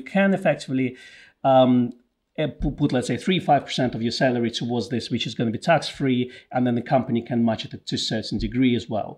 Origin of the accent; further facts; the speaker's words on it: United Kingdom; since we are British